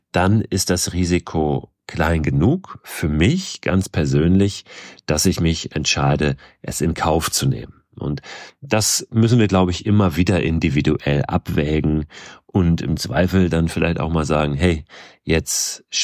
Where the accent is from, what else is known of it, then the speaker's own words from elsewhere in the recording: Schleswig-Holstein, Germany; in einem Ort ganz in der Nähe von dort, wo ich groß geworden bin, in Schleswig-Holstein, unweit von Hamburg.